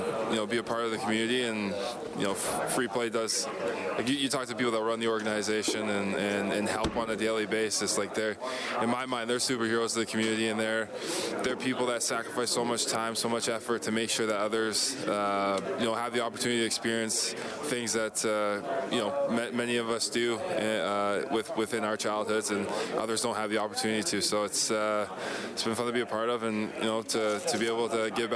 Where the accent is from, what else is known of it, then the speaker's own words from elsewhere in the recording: Hamilton, Ontario, Canada; now in Edmonton, Canada; I grew up in Hamilton, a very, very diverse community